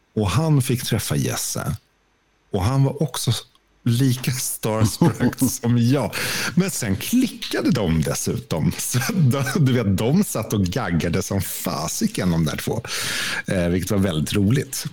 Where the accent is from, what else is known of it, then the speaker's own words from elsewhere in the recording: Stockholm, Stockholm County, Sweden; moved away; also born or lived in Skåne; född och uppvuxen i Stockholm